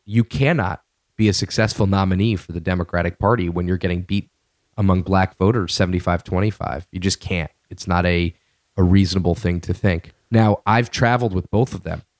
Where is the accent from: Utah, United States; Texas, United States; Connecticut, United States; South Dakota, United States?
Connecticut, United States; Connecticut, by the way, my home state